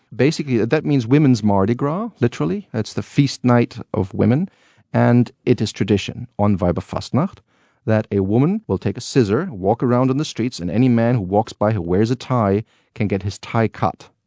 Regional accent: Cologne, North Rhine-Westphalia, Germany; born or raised there

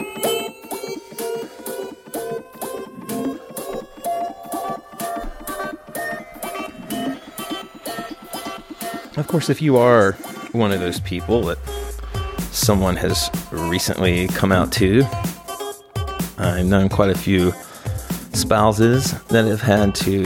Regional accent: the South, United States; I come from the South, and I come from a pretty small town in the South

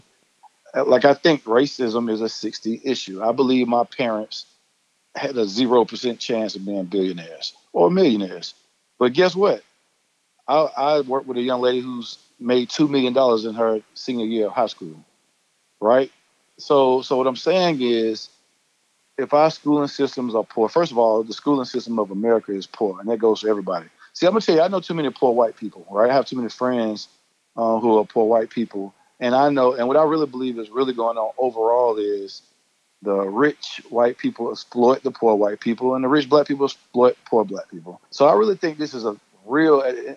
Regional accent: Atlanta, Georgia, United States; I grew up in Atlanta

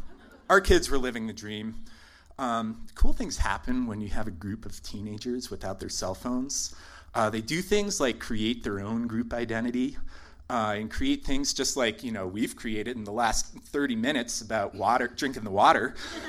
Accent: New England, United States; someone born and raised in New England

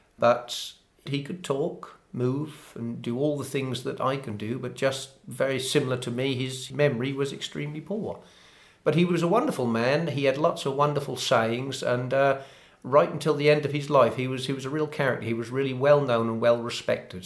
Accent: Framlingham, East of England, United Kingdom; I was born in Framlingham, which is only about 11 miles away.

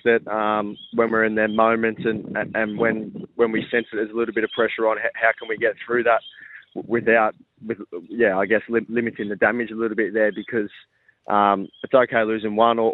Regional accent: Victoria, Australia; now in Adelaide, Australia; We're both originally from Victoria

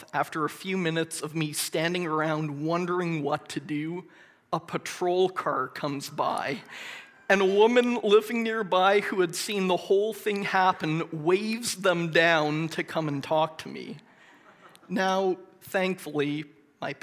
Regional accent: Moncton, New Brunswick, Canada; I grew up in Moncton and went to Moncton High School

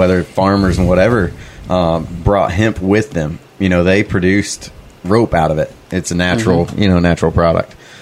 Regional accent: Indiana, United States; we're from Indiana.

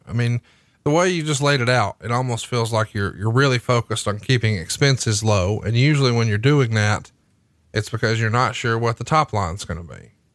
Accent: Alabama, United States; You're going to be in my home state

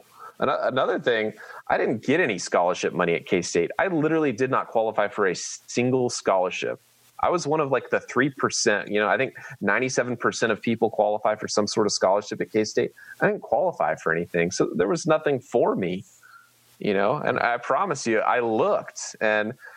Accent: Manhattan, Kansas, United States; also born or lived in Oklahoma; I grew up in Manhattan. I went to Manhattan High

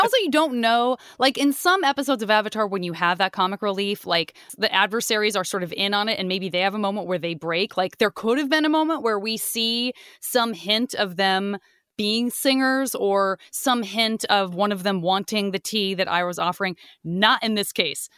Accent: Arizona, United States; I'm from Arizona.

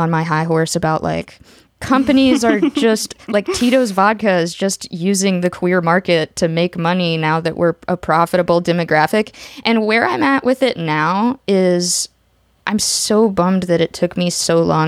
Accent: the South, United States; growing up in the South and being in, like, a largely Republican family

